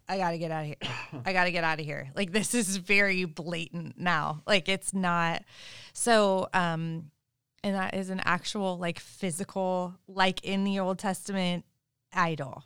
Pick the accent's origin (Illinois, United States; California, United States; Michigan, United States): California, United States; Sebastopol; growing up in Sebastopol and also living in Sebastopol, it's very, very spiritual there